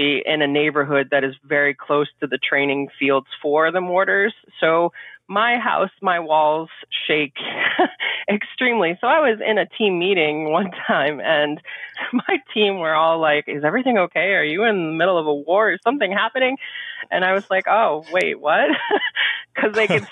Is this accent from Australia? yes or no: no; Maine, United States; moved away as an adult; move back home, which we are from Maine